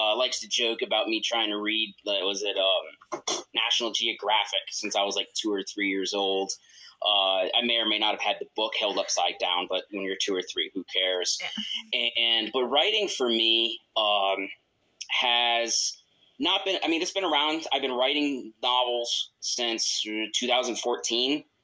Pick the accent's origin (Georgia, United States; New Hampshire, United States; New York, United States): New York, United States; northern; moved away; also born or lived in Nebraska; I'm literally from the Canadian border